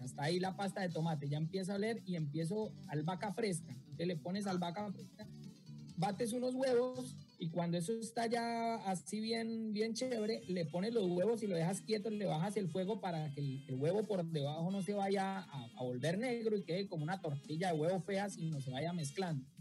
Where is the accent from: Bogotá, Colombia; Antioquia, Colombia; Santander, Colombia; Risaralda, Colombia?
Santander, Colombia; Bucaramanga; mi tierra en Bucaramanga